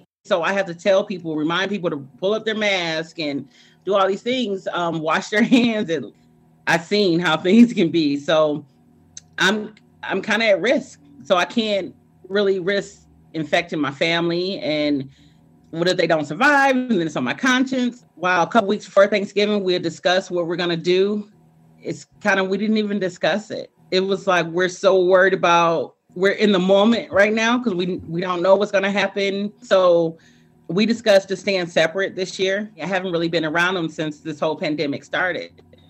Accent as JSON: {"language": "English", "town": "Romulus", "region": "Michigan", "country": "United States", "said": "I'm 41. I'm from Romulus."}